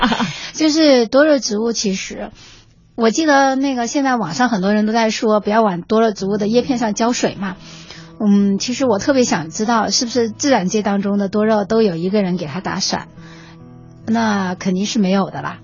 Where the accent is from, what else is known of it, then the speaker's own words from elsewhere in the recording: Hunan, China; now in Beijing, China; 我是湖南人